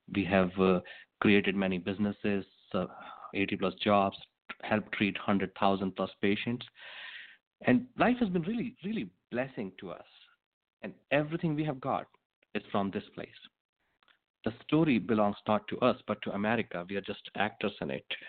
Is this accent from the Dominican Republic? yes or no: no; India; moved away as an adult; also born or lived in Manhattan, New York; now in Shasta County, United States; I was born in India, and uh, 24 years ago, I moved to United States